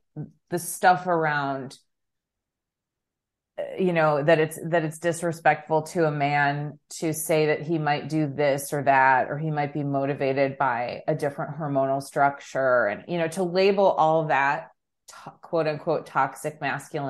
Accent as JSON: {"language": "English", "town": "Chicago", "region": "Illinois", "country": "United States", "said": "we're both from Chicago"}